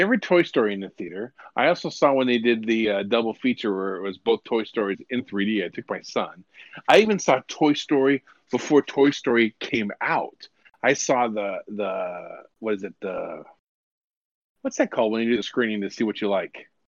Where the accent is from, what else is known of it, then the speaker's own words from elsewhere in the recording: Lakewood, California, United States; I grew up in Lakewood, California, and eh, which is right next to Long Beach.